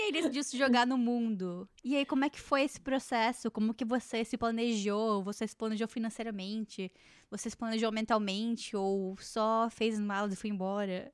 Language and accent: Portuguese; Joinville, Santa Catarina, Brazil; moved away; also born or lived in Jaraguá do Sul; eu vim do Joinville e morando lá em Jaraguá